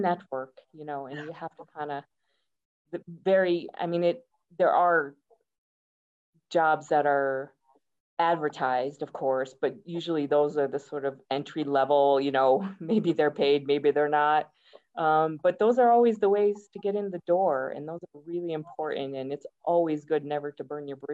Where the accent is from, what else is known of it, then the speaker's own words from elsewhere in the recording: United States; moved away as an adult; now in Kenya; I'm American, and I'm actually dual citizen now. I've been in Kenya for 20 years